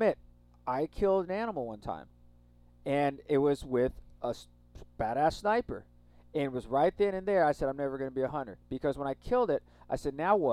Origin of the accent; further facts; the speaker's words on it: Texas, United States; growing up in Texas, there's a lot of people who are hunters